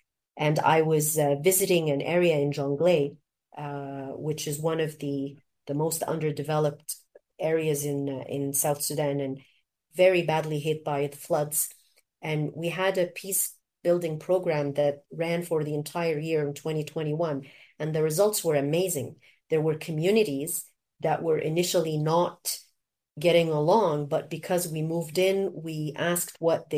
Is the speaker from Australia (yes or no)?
no; Canada; also born or lived in Egypt; the education that I enjoyed growing up in Canada and also in Egypt.